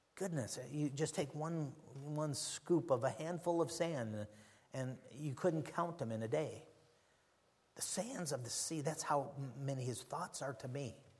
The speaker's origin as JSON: {"language": "English", "country": "United States", "said": "As an American"}